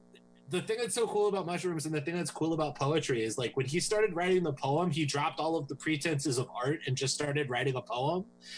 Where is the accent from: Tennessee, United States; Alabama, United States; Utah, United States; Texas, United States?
Tennessee, United States; I'm from Tennessee. I love dudes with that accent.